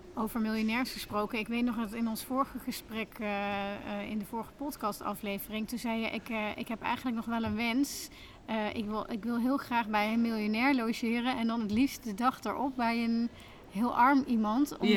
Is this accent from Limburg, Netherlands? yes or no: no; Tilburg, North Brabant, Netherlands; my hometown Tilburg